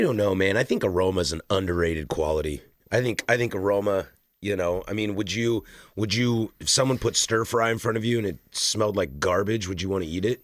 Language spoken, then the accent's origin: English; Vancouver, Washington, United States; moved away as an adult; now in Portland, United States; I was born in the state of Washington, I was raised in the state of Washington